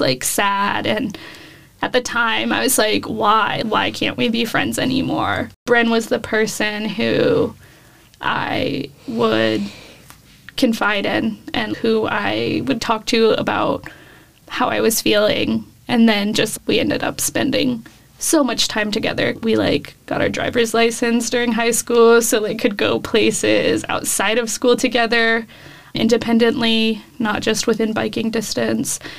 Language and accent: English; Davis, California, United States; moved away as an adult; now in Austin, United States; I moved from California to Texas four years ago now.